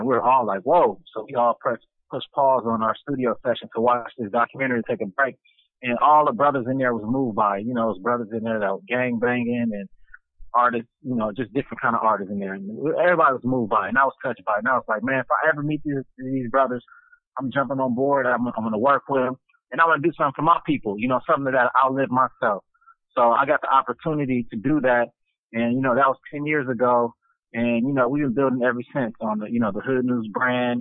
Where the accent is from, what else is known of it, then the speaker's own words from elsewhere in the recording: Los Angeles, California, United States; I was born in Los Angeles, California, from Chicago. So we came up in Compton, South Central, Watts